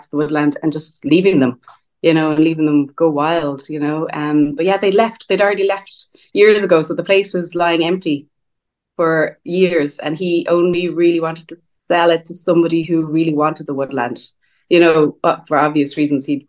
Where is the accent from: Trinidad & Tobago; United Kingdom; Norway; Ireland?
Ireland; Dublin, Leinster; I grew up in Dublin, but I grew up beside a massive park